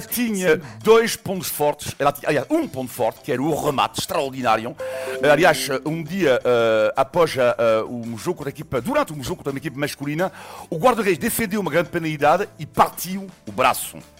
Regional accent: a city in western France, France; moved away; eu nasci numa cidade em França, uh, no oeste de França

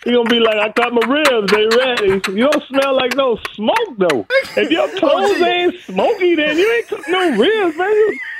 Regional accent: Charleston, South Carolina, United States; Charleston, South Carolina. And so there we do chitlins. We cook the whole pig, everything from the rooter to the tooter.

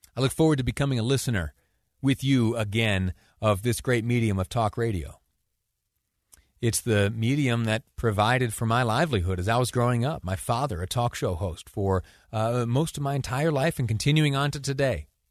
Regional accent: Mount Morris, New York, United States; also born or lived in Washington, D.C.; now in Utah, United States; a small town in Western New York, uh, my hometown, Mount Morris, it's called

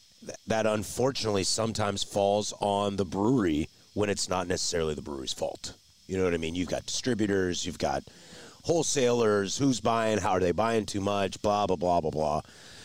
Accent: Pacific Northwest, United States; also born or lived in Portland, Oregon; I'm from the Northwest, you know, I'm born and raised in the Northwest, Washington, Oregon specifically.

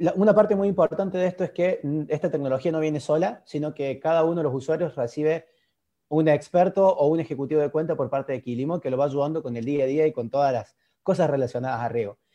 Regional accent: Argentina; accent: Argentine; como se habrán dado cuenta por mi tonado, por mi dialecto, soy argentino.

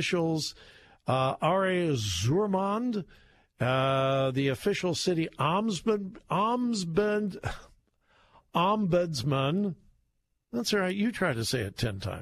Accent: California, United States; moved away; I'm from California. originally. Haven't lived there for a long, long time

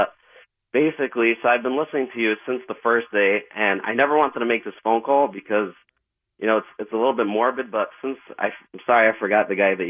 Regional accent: New Jersey, United States; And I'm from Monmouth County. I used to drive up to Sloan Kettering for about a year every day.

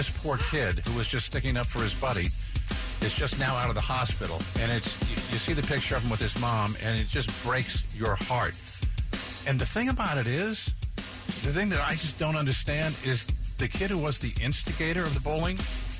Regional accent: Olympia, Washington, United States; moved away; I grew up in Olympia.

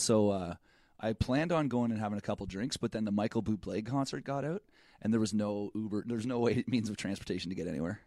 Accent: Canada; I'm Canadian.

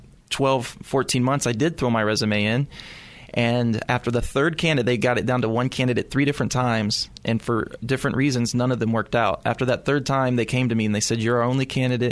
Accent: Louisville, Kentucky, United States; moved away as an adult; also born or lived in Missouri; now in San Anselmo, United States; I grew up in Louisville, Kentucky.

